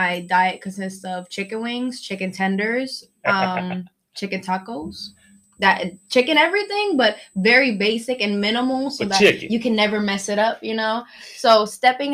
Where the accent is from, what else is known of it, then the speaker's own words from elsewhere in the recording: Pennsylvania, United States; I'm Puerto Rican from Pennsylvania